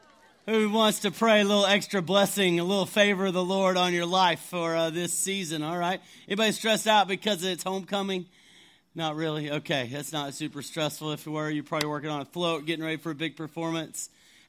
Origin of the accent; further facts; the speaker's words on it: Canyon, Texas, United States; now in Atlanta, United States; I'm not originally from Georgia, though. I grew up in West Texas, Amarillo area. Any like West Texas people in the house? Okay. I'm a Canyon guy. You might not have heard of it, but Canyon, Texas is where I'm, where I call home or where I grew up.